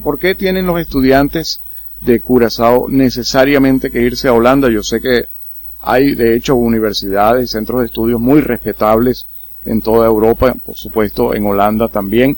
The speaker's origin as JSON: {"language": "Spanish", "country": "Dominican Republic", "moved": "yes", "lives_now": "Curaçao", "said": "yo soy dominicano"}